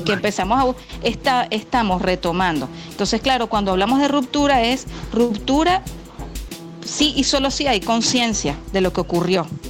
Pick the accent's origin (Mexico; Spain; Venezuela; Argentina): Venezuela; teníamos una fisionomía como venezolanos